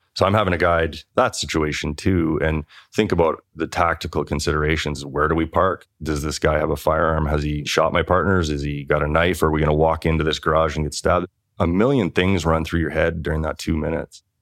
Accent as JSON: {"language": "English", "country": "Canada", "tie": "born or raised there", "said": "This is a town of five thousand people. And I grew up there."}